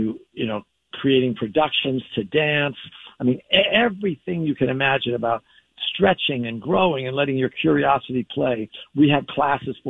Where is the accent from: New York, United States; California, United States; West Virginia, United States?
California, United States; Southern; I grew up in Southern California